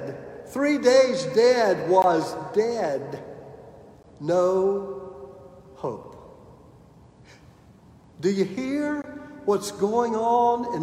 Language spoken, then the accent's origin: English; Clinton, South Carolina, United States; Amy and I grew up in Clinton, South Carolina, the home of Presbyterian College